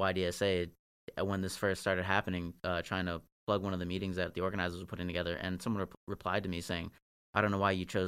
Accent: Northern Virginia, United States; I grew up in Northern Virginia

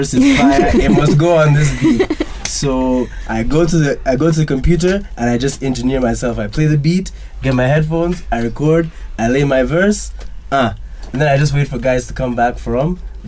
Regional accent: Kampala, Central Region, Uganda; I'm from Kampala

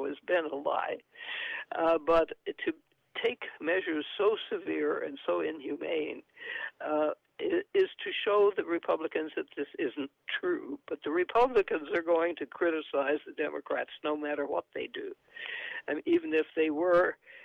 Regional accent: San Antonio, Texas, United States; also born or lived in New Mexico; San Antonio, my hometown

